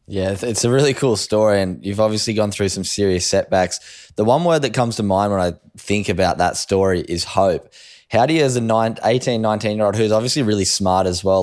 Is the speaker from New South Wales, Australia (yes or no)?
yes; Sydney, New South Wales, Australia; the Harboard Harlequins down where I lived on the Northern Beaches